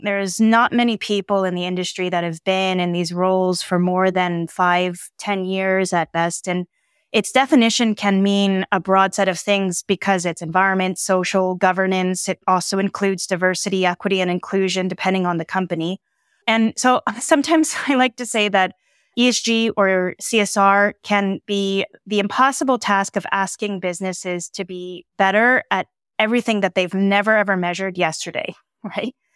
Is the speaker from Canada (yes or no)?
no; San Diego, California, United States; I grew up in San Diego